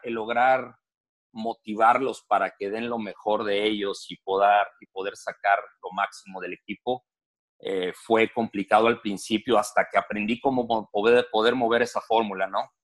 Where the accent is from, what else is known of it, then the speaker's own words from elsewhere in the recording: Torreón, Coahuila, Mexico; moved away as an adult; also born or lived in Mexico City, Mexico; now in Toledo, United States; soy originario de la Ciudad de México, ah, muy pequeño, muy, chavito. Me moví a, Torreón, fue en el 89.